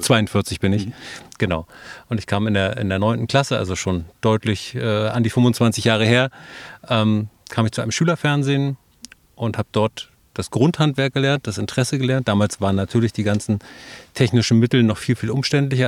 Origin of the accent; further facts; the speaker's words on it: Neubrandenburg, Mecklenburg-Vorpommern, Germany; Also ich bin tatsächlich äh, gebürtiger Neubrandenburger, lebe da heute noch, arbeite da heute noch